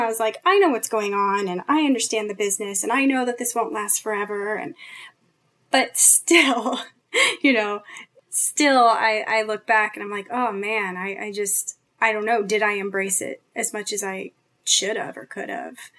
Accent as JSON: {"language": "English", "town": "San Jose", "region": "California", "country": "United States", "also_born_or_lived": "New York", "moved": "as an adult", "said": "I'm from the West, I'm from Northern California"}